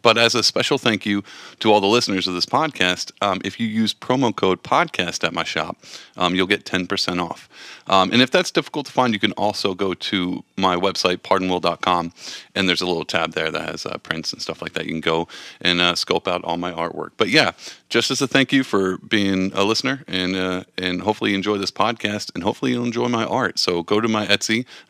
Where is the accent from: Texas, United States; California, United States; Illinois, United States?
Texas, United States; But I come from Texas. My family is conservative, like, through and through.